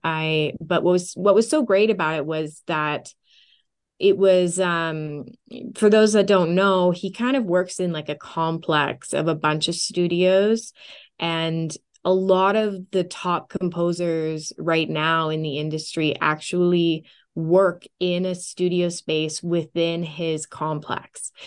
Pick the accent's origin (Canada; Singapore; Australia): Canada; also born or lived in Orange County, United States; my dream studio here, uh, in my hometown